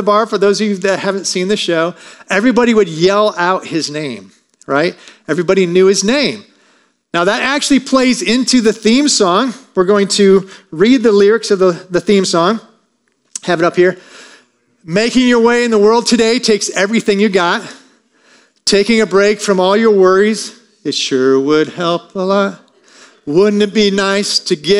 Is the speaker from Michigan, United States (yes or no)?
yes; Michigan, United States; I grew up in the country between Centerville and Sturgis